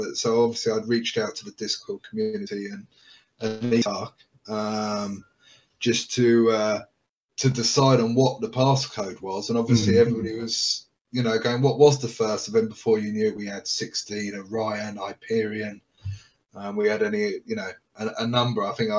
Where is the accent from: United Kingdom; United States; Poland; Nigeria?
United Kingdom; I'm obviously very British, so you know, I sound like I'm Australian, I imagine